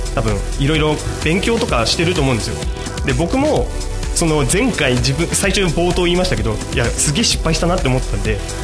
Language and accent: Japanese; home area of the Shimotsuke Shimbun, Tochigi, Japan; うちの地元の下野新聞